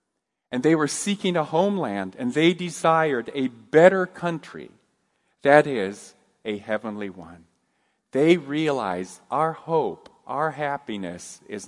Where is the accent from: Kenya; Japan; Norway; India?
Japan; I grew up in Japan, and I enjoyed my growing up years there, but I was always aware that I was a gaijin, an outsider.